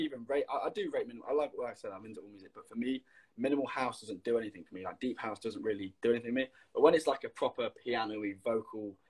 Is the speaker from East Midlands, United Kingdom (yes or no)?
yes; Leicester, East Midlands, United Kingdom; I'm from Leicester